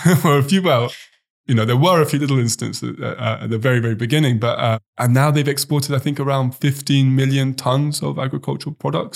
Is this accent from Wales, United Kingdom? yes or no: no; Oxford, South East England, United Kingdom; moved away; I actually know some guys back in my hometown in Oxford